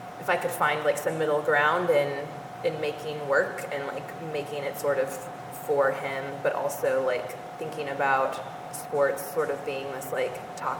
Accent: Vallejo, California, United States; moved away; also born or lived in Iowa; I'm originally from California.

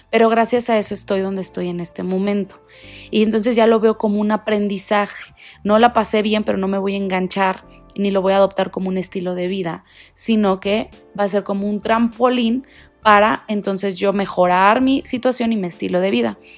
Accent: Guadalajara, Jalisco, Mexico; born there; also born or lived in Monterrey; now in Mexico City, Mexico; yo, …, vivo en la Ciudad de México actualmente, pero no quiere decir que aquí nací. Yo nací en Guadalajara, viví muchos años en Monterrey y estuvimos cambiándonos de ciudad en ciudad

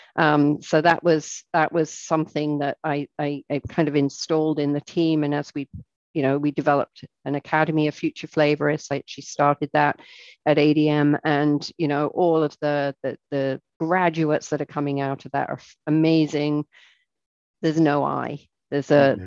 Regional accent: England, United Kingdom; moved away as an adult; now in United States; I'm English

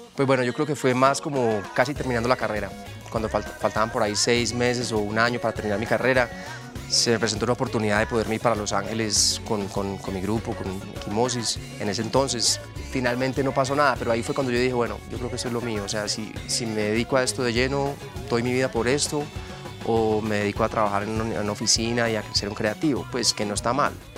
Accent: Medellín, Antioquia, Colombia

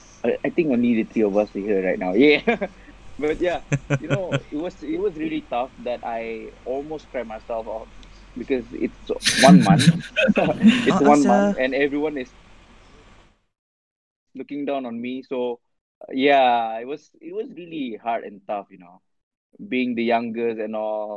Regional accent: Brunei; I come from Brunei

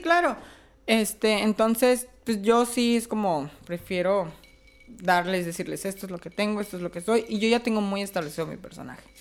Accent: Chiapas, Mexico; now in Tijuana, Mexico; Yo soy de Chiapas, pero ya tengo aquí 12 años viviendo.

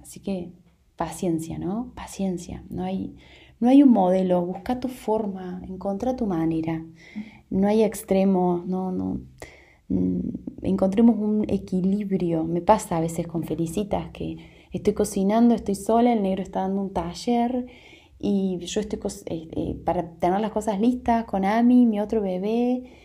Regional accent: Argentina; also born or lived in Córdoba Province; en mi país estamos en, en momento de elecciones

